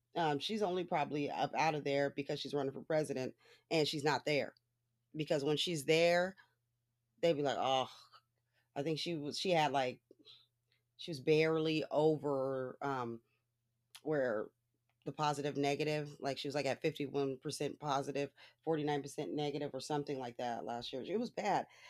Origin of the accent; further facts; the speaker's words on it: Los Angeles, California, United States; I was born in Hollywood